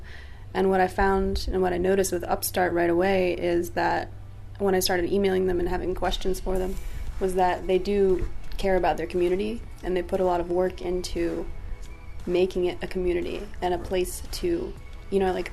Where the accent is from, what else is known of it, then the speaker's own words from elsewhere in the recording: South Florida, United States; my mom, tried to get me into modeling a couple different times when I was a kid. But we're from South Florida